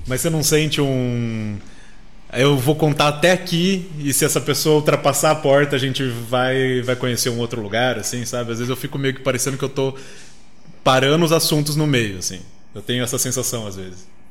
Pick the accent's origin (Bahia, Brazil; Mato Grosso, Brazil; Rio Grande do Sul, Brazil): Mato Grosso, Brazil; Cuiabá; moved away; Eu sou de Cuiabá